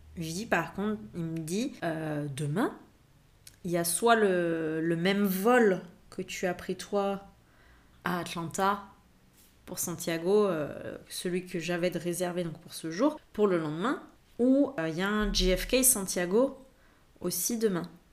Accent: France; moved away; en tant que Français, quand tu as un passeport français

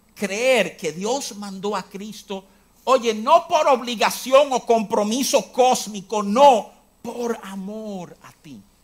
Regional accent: New York, United States; Yo me crié en Nueva York

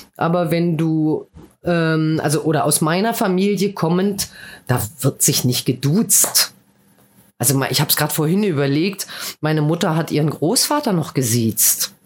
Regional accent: Berlin, Germany; moved away as an adult; also born or lived in Mannheim / Heidelberg / Odenwald; now in Balsbach, Germany; ich bin halt aus Westberlin

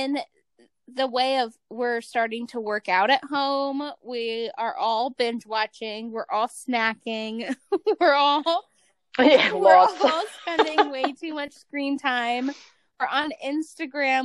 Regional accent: Cleveland, Ohio, United States; moved away as an adult; now in Utah, United States; I'm from Cleveland, Ohio, which is like a regular town

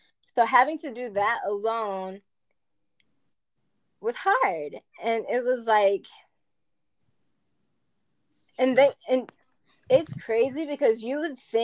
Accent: Germany; born there; my parents are military, so I was born in Germany back in 96

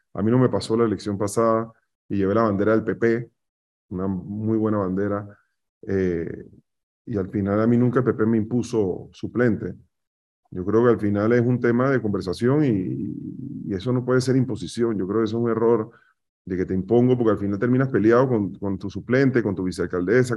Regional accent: Panama; Somos panameños

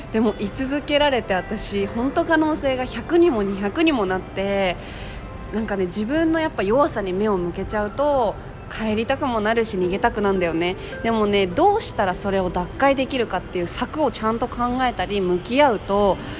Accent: Tokyo, Japan; 東京でさ私生まれ育っているから

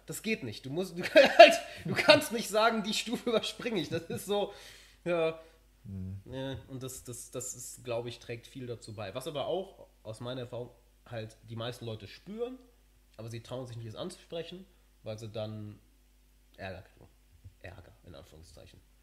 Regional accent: Germany; moved away; ich sehe mich vollkommen als Deutscher

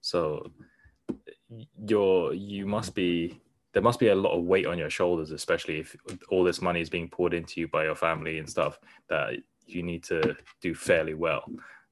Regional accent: Norway; born there; I was born in Norway and essentially the same thing. I never got a Norwegian passport even though I was born there.

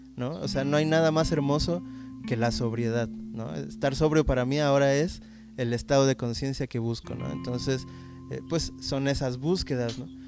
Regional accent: Mexico; la experiencia como mexicano

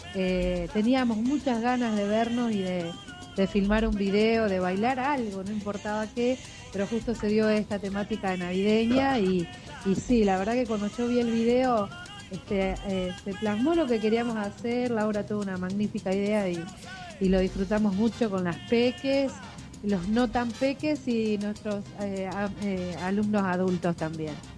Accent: Rosario, Santa Fe, Argentina; somos todos rosarinos

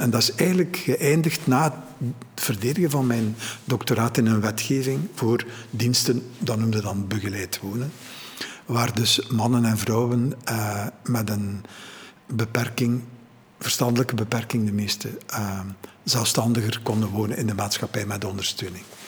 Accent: Ghent, Flanders, Belgium; ik ben geboren in Gent, maar mijn ouders zijn even buiten Gent in de te gaan wonen.

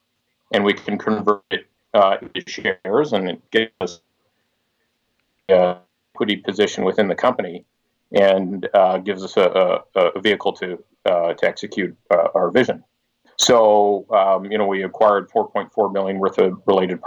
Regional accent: Stewart, British Columbia, Canada; my hometown of Stewart

